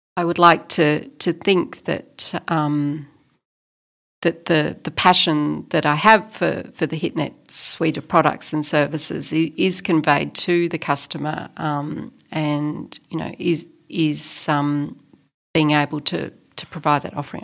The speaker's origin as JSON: {"language": "English", "country": "Australia", "also_born_or_lived": "Melbourne, Australia", "said": "as an Australian, as a white Australian"}